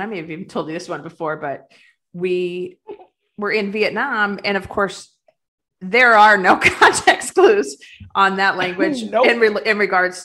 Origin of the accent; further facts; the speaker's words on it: United States; as an American